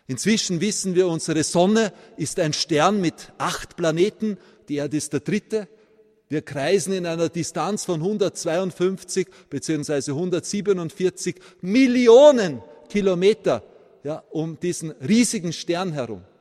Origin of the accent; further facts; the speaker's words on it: Vienna, Austria; born there; ich bin gebürtiger Wiener, dass ich von meinem Akzent manchmal für einen Bayern gehalten werde.